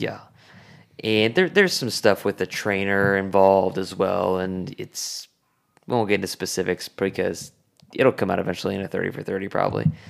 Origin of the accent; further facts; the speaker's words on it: Oklahoma, United States; I grew up in Oklahoma.